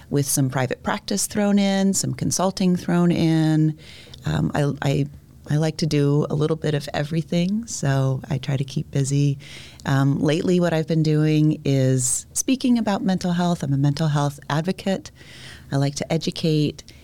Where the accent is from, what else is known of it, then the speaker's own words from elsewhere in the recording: Ohio, United States; moved away; I went to high school in Ohio